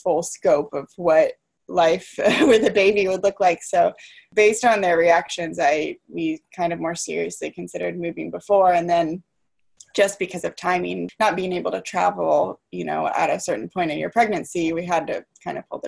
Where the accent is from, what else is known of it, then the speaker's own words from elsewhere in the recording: Atlanta, Georgia, United States; moved away as an adult; also born or lived in Brooklyn; We're both from Atlanta.